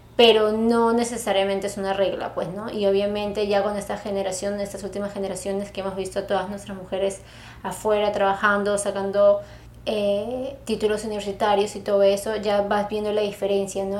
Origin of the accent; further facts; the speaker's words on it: Peru; tú y yo que somos peruanas